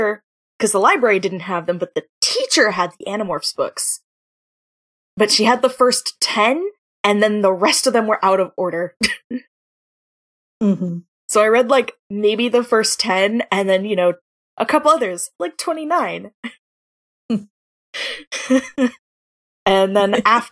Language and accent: English; Georgia, United States; also born or lived in Florida; I'm from Georgia